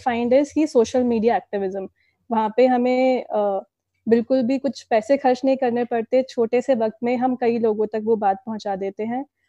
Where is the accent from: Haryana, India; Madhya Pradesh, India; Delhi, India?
Delhi, India; now in Pune, India; मैं दिल्ली से बिलोंग करती हूँ फिलहाल मैं पुणे में रह रही हूँ